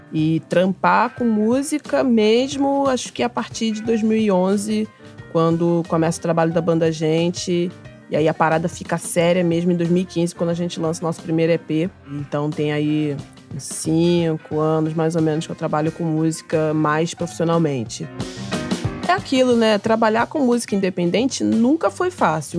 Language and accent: Portuguese; Mesquita, Rio de Janeiro, Brazil; sou da Baixada Fluminense, sou cria da B X D, do município de Mesquita.